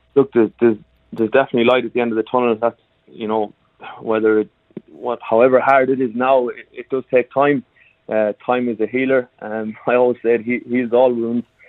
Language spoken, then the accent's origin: English; Ireland; moved away; I come from Ireland originally, and even back in Ireland